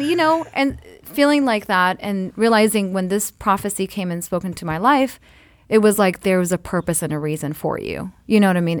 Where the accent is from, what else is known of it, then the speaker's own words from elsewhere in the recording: Eritrea; I'm Eritrean from East Africa